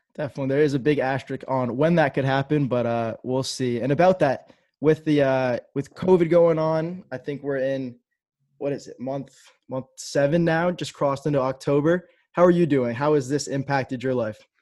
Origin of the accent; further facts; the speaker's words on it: New Hampshire, United States; I'm actually from New Hampshire